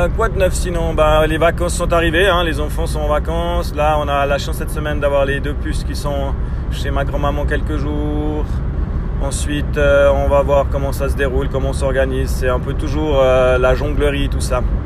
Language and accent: French; Switzerland; en tant que Suisse